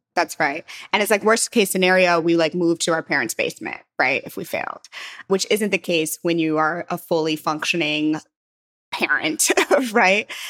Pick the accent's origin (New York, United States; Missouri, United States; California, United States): Missouri, United States; St. Louis; moved away; also born or lived in San Francisco; I'm from Saint Louis